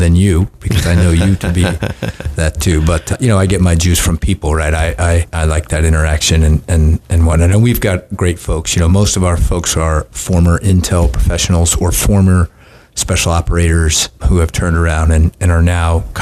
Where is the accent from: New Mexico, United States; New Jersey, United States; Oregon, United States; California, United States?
California, United States; Southern; I grew up in Southern California